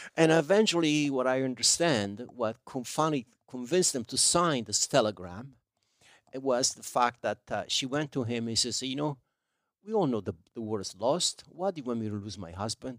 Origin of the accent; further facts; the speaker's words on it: province of Salerno, Campania, Italy; English is a second language; moved away as an adult; now in United States; we didn't have pizza in my hometown.